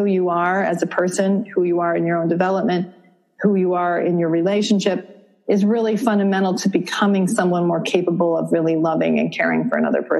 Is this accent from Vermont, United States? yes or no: yes; Vermont, United States; I grew up in Vermont.